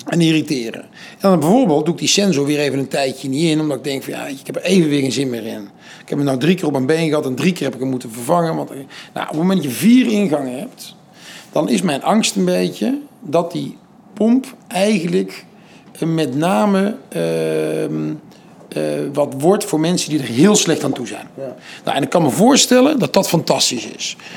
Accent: 's-Hertogenbosch, North Brabant, Netherlands; also born or lived in Amsterdam; Ik kom uit Den Bosch

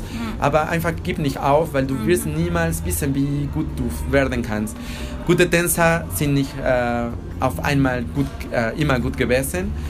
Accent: Mexico; German is a second language; bin ich auch Mexikaner und da die Leute sind auch ein bisschen anders als in Deutschland. Wir haben eine andere Kultur und wir sind ganz bewusst von der Tod.

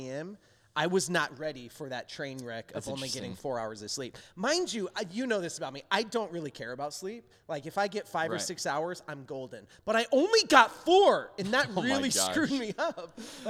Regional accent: United States; also born or lived in Arizona / Dallas, Texas; now in Chicago, United States; I grew up in Arizona and Dallas

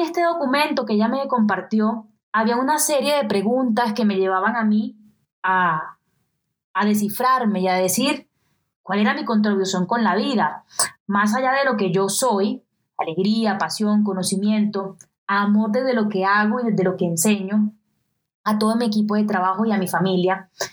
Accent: Colombian Caribbean coast, Colombia; accent: costeño; con mi acento particularmente costeño

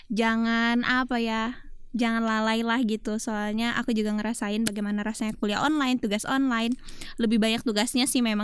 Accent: South Sumatra, Indonesia; accent: Sembawa; yang suka logatku tapi oh. logat sembawaku

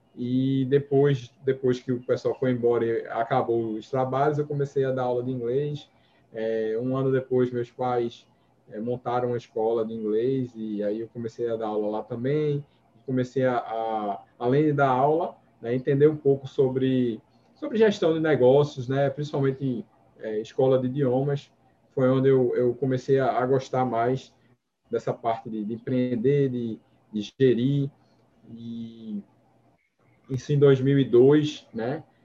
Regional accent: Recife, Pernambuco, Brazil; sou daqui do Nordeste, Recife, né? Com muito orgulho

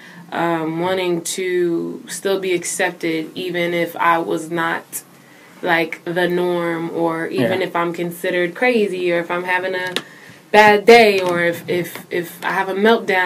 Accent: Philadelphia, Pennsylvania, United States; I'm from Philadelphia, Pennsylvania.

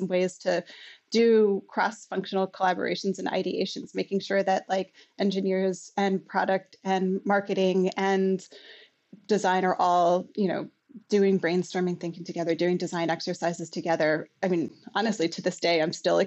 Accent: United States; moved away as an adult; now in Canada; I'm from the States originally

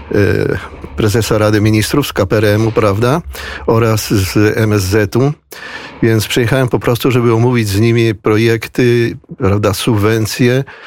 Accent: Buenos Aires, Argentina; ja jestem z Buenos Aires, w samym mieście Buenos Aires. Urodziłem się w Buenos Aires

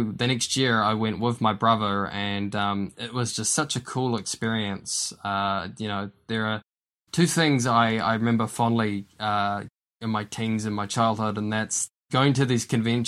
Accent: Wellington, New Zealand; moved away as an adult; now in Invercargill, New Zealand; I'm from the Wellington area, but as some of you listeners may have known, I've been in Invercargill for the past 3 years, but before that I was in Wellington for a long time

